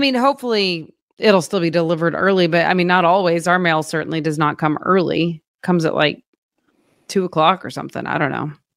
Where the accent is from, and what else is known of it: Oklahoma, United States; now in Springfield, United States